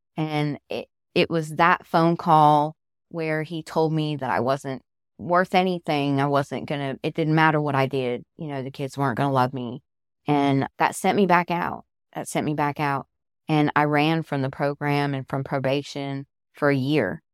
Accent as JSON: {"language": "English", "region": "Southern California", "country": "United States", "moved": "as an adult", "lives_now": "Georgia, United States", "said": "I'm originally from Southern California. I moved out here to Georgia when I married my husband"}